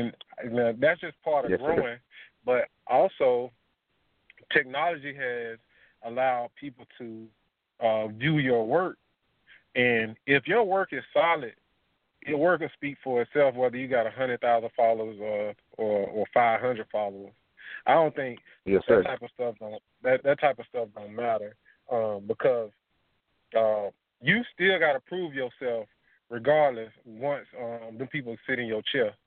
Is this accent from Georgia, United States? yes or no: yes; Atlanta, Georgia, United States; I'm from Atlanta, Georgia.